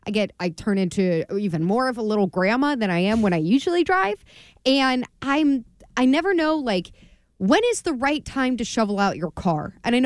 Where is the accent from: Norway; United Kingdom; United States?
United States; Maryland; moved away as an adult; now in Massachusetts, United States; I'm not a native New Englander, that I'm from Maryland, I moved up here 12 years ago.